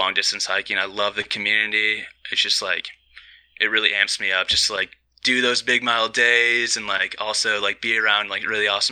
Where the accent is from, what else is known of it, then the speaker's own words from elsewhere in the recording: Okemos, Michigan, United States; I'm from a small town called Okemos. It's the Lansing area, like center of the state, right next to Michigan State